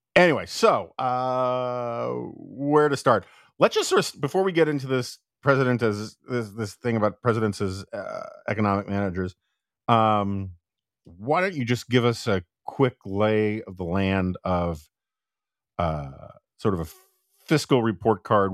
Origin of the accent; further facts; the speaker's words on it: New York, United States; now in Washington, D.C., United States; I'm from New York